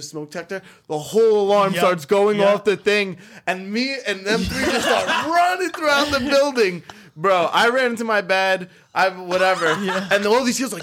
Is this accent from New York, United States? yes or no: yes; New York City, New York, United States; growing up in New York City public school system